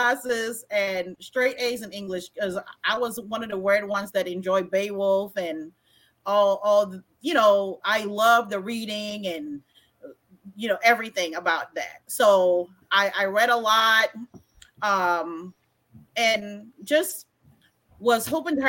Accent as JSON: {"language": "English", "country": "U.S. Virgin Islands", "tie": "born or raised there", "also_born_or_lived": "Germany", "moved": "as an adult", "said": "I grew up in Estee Thomas until junior high. And in the eighth grade, we moved to Old Tutu."}